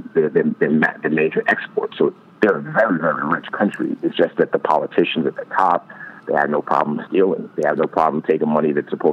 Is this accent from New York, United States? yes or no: yes; New York City, New York, United States; growing up in the Bronx in the hood